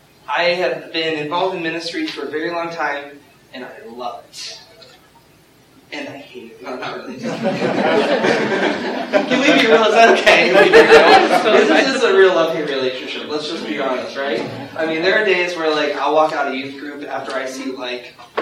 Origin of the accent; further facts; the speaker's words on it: Youngstown, Ohio, United States; I come from Youngstown, Ohio